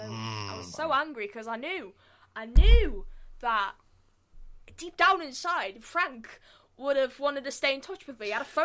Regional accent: United Kingdom; I'm British.

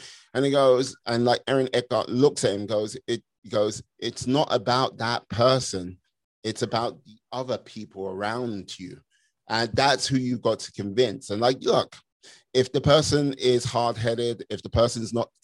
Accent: United Kingdom; moved away; as a Brit abroad

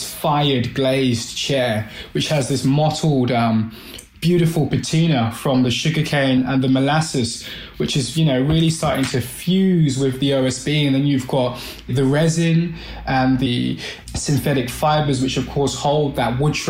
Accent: London, United Kingdom; I'm Black British. My heritage, of course, is Caribbean. So Barbados and St. Vincent. And I was born in Southwest London, Brixton

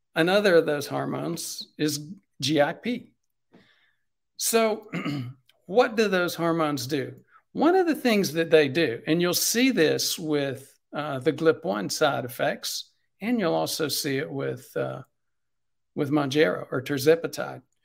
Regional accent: South Carolina, United States; I'm from South Carolina

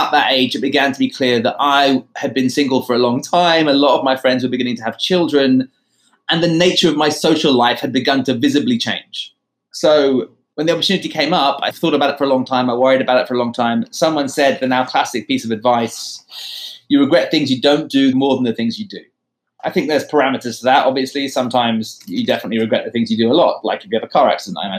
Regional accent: London, United Kingdom; moved away as an adult; also born or lived in Sydney / New York; Growing up in London at a boys' school

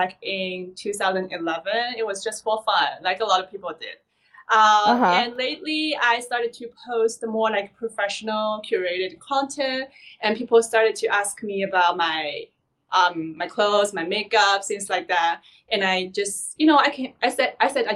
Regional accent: Shanghai, China; moved away as an adult; now in Los Angeles, United States; I was born and raised in Shanghai

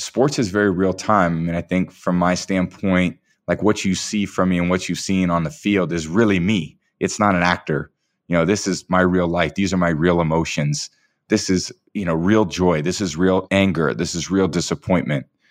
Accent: San Mateo, California, United States; I still feel like I'm a kid from San Mateo, California, you know? Grew up on Portola Drive

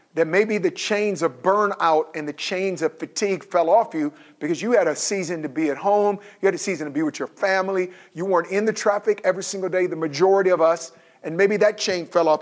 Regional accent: Oakland, California, United States; I grew up in Oakland.

